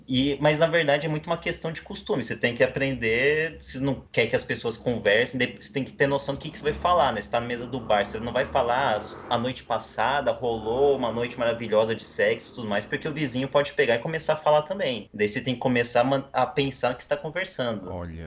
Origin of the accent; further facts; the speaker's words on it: Campo Grande, Mato Grosso do Sul, Brazil; eu também sou de Campo Grande, Mato Grosso do Sul